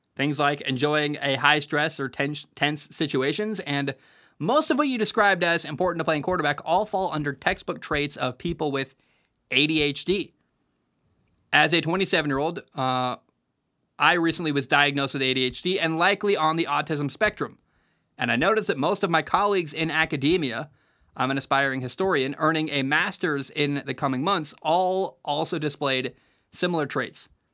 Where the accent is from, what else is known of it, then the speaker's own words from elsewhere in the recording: Oregon, United States; I grew up in Oregon